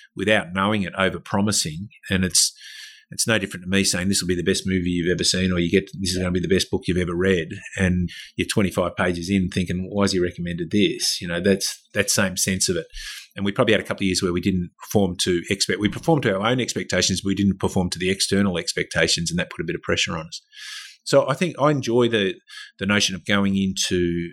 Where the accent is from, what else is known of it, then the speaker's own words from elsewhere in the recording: Victoria, Australia; moved away; I was from Victoria